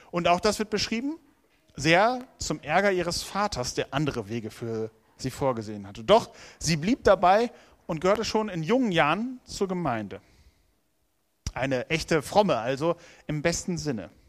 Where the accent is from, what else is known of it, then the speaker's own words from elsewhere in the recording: Lower Saxony, Germany; Am Hang des Wiengebirges, dort bin ich aufgewachsen. Das war meine Heimat. Felder, Wiesen, Wälder, soweit das Auge reicht.